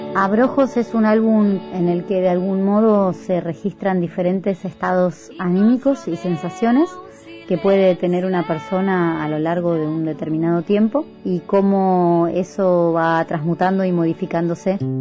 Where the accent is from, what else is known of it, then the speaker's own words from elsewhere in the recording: Buenos Aires, Argentina; Soy actriz y cantante, soy de Buenos Aires